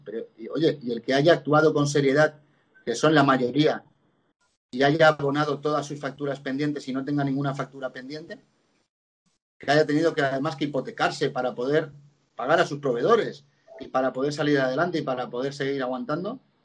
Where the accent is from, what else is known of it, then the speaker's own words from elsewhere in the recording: Benidorm, Valencian Community, Spain; soy de Benidorm